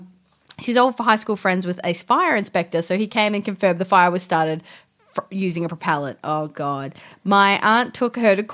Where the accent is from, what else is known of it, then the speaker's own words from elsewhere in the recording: Australia; we are Australian.